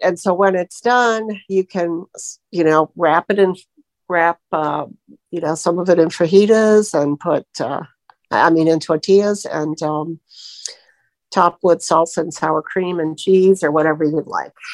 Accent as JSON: {"language": "English", "region": "Florida", "country": "United States", "said": "I'm from Florida"}